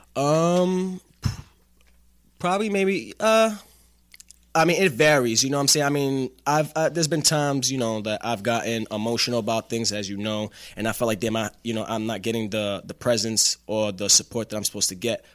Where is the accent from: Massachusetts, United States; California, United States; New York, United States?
New York, United States; New York City; moved away as an adult; now in Atlanta, United States; I am from Staten Island